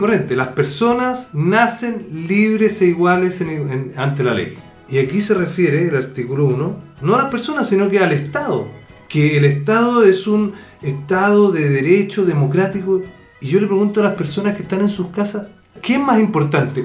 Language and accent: Spanish; Chile; yo soy un chileno de origen chileno